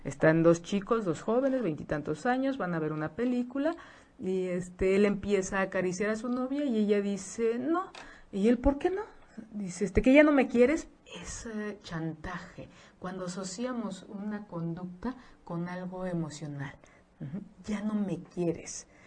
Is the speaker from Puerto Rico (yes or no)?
no; Mexico; como mexicanos